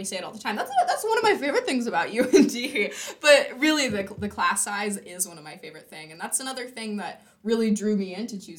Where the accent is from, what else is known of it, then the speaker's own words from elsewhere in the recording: California, United States; moved away as an adult; now in Grand Forks, United States; since I'm from California